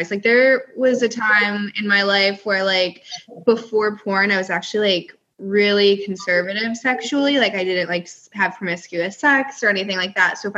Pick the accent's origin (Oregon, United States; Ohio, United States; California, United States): California, United States; born there; also born or lived in upstate New York; No, so I was born in California and then spent some time in upstate, and then I've been in the South longer than anywhere else. I've been oh. down here for like 11 years now.